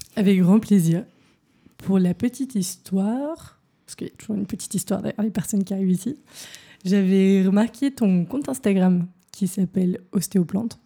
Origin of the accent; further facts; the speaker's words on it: Paris, Île-de-France, France; now in Berlin, Germany; j'ai grandi à Paris